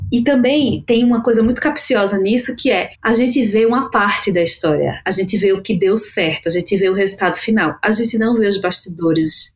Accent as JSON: {"language": "Portuguese", "town": "Recife", "region": "Pernambuco", "country": "Brazil", "moved": "yes", "lives_now": "São Paulo, Brazil", "said": "Eu sou de Recife, né? Moro aqui em São Paulo há 15 anos"}